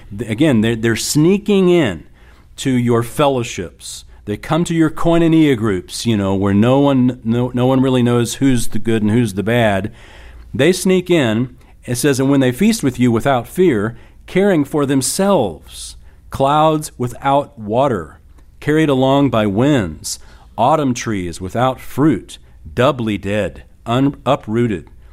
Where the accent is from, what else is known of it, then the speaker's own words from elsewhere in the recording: San Antonio, Texas, United States; I was raised in San Antonio